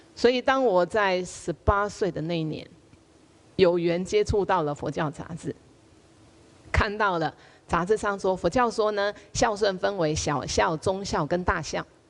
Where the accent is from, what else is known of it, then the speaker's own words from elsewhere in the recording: Taiwan; moved away as an adult; now in Hong Kong; 现在我在台湾，我可以讲台湾话，在香港我讲台湾话